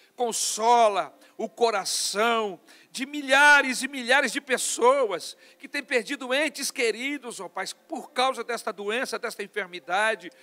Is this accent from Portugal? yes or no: no; Brazil